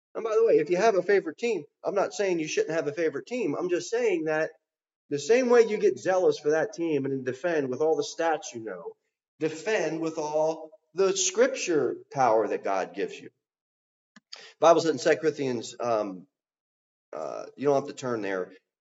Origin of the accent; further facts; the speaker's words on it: New Jersey, United States; moved away; I came from South Jersey